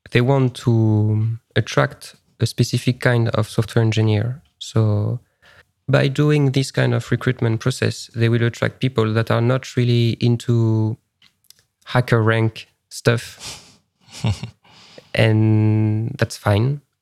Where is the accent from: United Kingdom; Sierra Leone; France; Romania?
France; English is a second language; now in Estonia; Even if it's quite easy because I'm coming from France, so I don't need visa